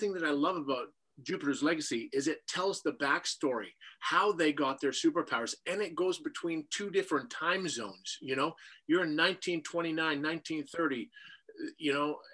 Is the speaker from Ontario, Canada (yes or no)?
no; Saskatchewan, Canada; I was a tall, skinny kid with glasses and braces growing up in Saskatchewan